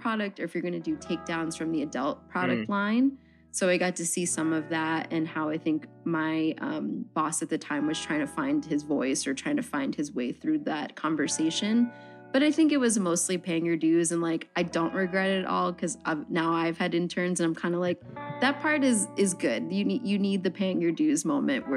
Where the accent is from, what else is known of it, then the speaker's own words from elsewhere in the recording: Philadelphia, Pennsylvania, United States; moved away as an adult; also born or lived in New York; now in Philadelphia, United States; I'm from South Philly